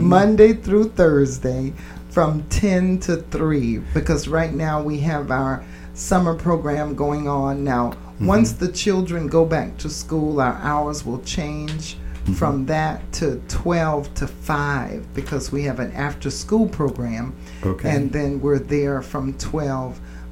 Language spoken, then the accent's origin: English; United States; I was born right here in the United States